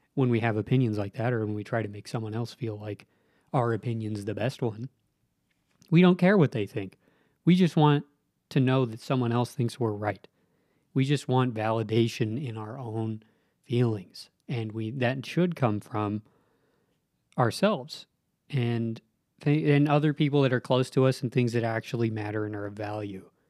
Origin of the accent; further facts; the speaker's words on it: Southern Nevada, United States; moved away as an adult; now in Utah, United States; I grew up in Southern Nevada